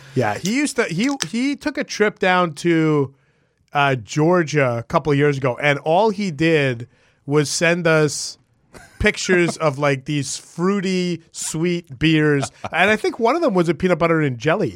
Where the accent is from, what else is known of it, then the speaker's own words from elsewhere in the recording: Vancouver, British Columbia, Canada; moved away; I grew up in Vancouver